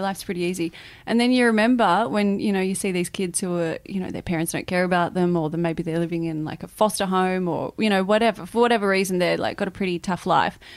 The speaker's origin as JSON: {"language": "English", "town": "Muswellbrook", "region": "New South Wales", "country": "Australia", "tie": "born or raised there", "moved": "yes", "said": "that's where I grew up, in Musselbrook"}